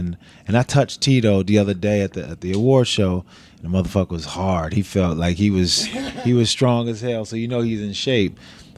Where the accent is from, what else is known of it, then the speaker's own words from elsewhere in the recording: Niagara Falls, New York, United States; I'm from Utica. I'm from Niagara Falls, New York. Yeah, not too damn far at all.